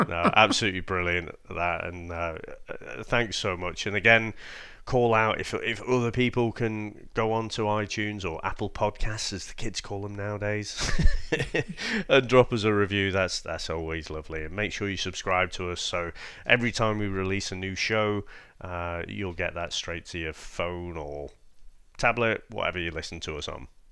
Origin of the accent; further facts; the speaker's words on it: United Kingdom; we're the British ones here